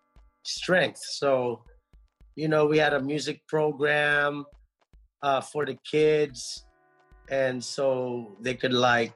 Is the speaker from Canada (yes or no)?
no; Angeles City, Central Luzon, Philippines; now in United States; I was born in Philippines, in Angeles City